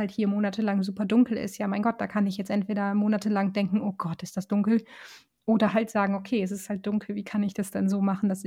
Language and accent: German; Northern Germany, Germany; ich komme ja aus, aus Norddeutschland und da war, ähm, natürlich hatten wir auch mal schöne Wintertage, als ich ein Kind war